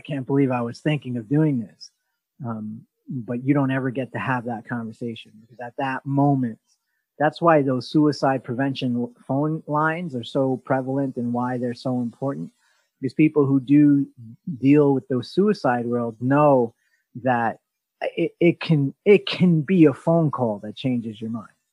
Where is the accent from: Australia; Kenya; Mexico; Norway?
Australia; now in New York City, United States; I'm from Australia